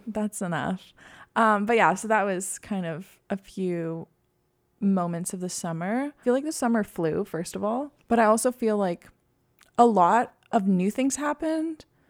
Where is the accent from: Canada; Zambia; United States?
Canada; Quebec; moved away; I'm, like, fluent 'cause I grew up in Quebec